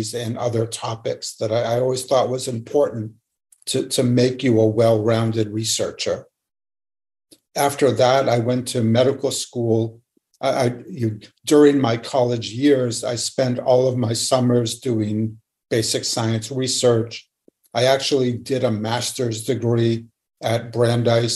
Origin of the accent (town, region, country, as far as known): Lexington, Massachusetts, United States; born or raised there